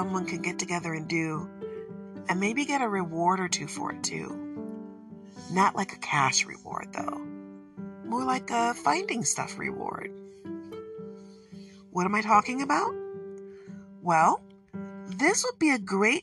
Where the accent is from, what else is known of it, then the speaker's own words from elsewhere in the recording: Michigan, United States; accent: Michigan; my Michigan accent makes it a little difficult to understand what I'm saying sometimes